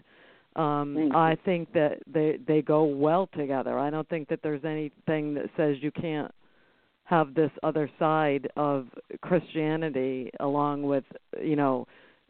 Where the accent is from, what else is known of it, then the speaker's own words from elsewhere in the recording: near Salem, Massachusetts, United States; I grew up near Salem